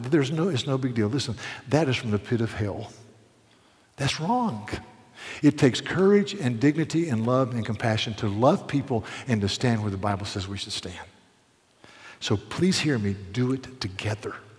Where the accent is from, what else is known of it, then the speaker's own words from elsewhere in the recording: Charleston, South Carolina, United States; I'm from Charleston, South Carolina.